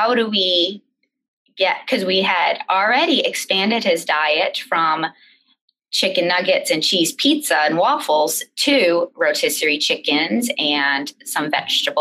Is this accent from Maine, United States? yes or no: yes; Maine, United States; we're from Maine